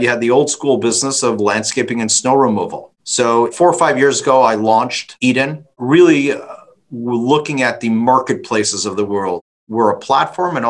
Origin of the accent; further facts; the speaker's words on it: Toronto, Ontario, Canada; I'm from Toronto